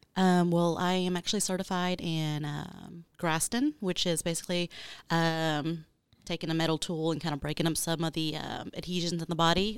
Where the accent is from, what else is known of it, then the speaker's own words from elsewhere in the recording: Arlington, Texas, United States; also born or lived in Houston, Texas / Beaumont, Texas; I'm originally from Arlington, Texas